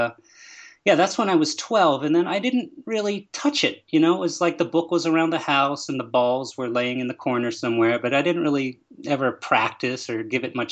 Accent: Pittsburgh, Pennsylvania, United States; I grew up in Pittsburgh, Pennsylvania

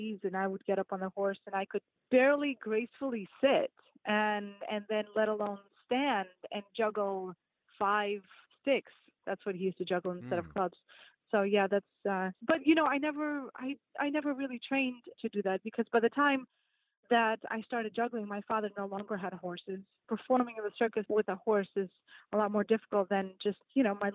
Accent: Russia; now in Florida, United States; I'm from Russia

